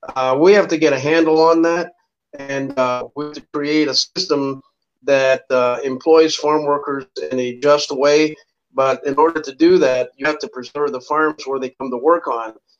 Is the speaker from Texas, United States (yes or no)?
yes; South Texas, United States; moved away; I was raised, uh, I'm originally from South Texas. We started migrating in the 50s to the north